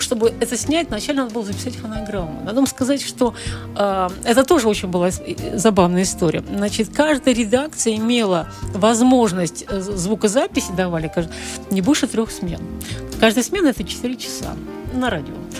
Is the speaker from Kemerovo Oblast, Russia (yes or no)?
no; Volgograd, Volgograd Oblast, Russia; moved away as an adult; now in Saint Petersburg, Russia; я родилась в Сталинграде, кстати, в Сталинграде